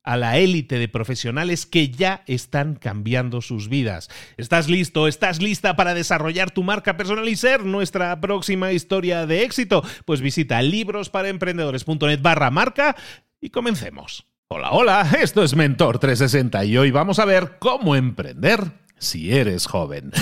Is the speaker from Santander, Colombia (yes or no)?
yes; Santander, Colombia; soy de Colombia, Santander